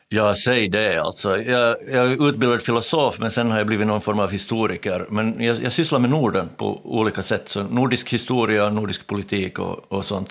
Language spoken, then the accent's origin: Swedish; Ostrobothnia, Finland; Jag är från Österbotten